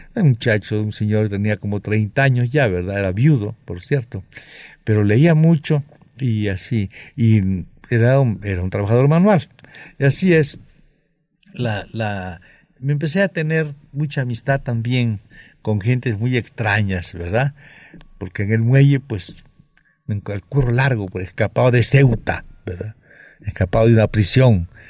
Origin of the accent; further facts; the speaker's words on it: Mexico; allá sigo siendo el mexicano entre ellos